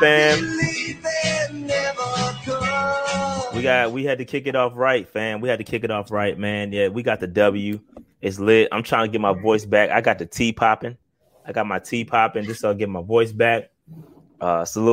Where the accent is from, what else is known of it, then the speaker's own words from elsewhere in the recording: Augusta, Georgia, United States; I was born in Augusta, Georgia